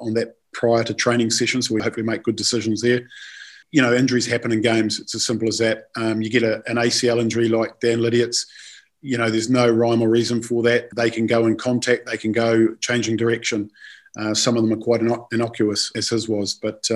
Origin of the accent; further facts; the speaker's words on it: New Zealand; moved away; I'm from New Zealand and I coached Willis, had him down in the Auckland Academy years ago